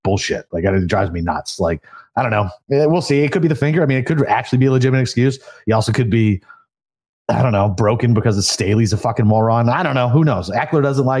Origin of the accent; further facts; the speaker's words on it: New England, United States; we're from New England